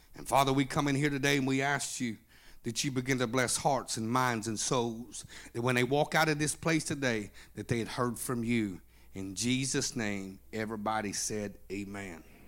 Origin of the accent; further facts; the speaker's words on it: Oklahoma, United States; I'm from Oklahoma